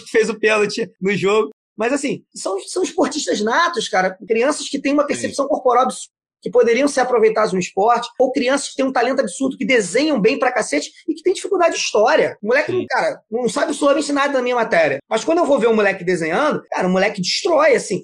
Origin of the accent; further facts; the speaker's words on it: Niterói, Rio de Janeiro, Brazil; eu sou nascido e criado no Morro do Marítimo, em Niterói